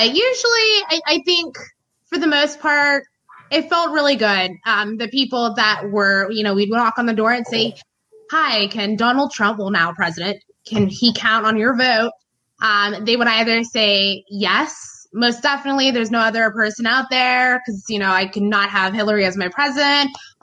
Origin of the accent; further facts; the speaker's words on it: Canfield, Ohio, United States; now in Austintown, United States; I'm originally from Canfield. I live in Austintown now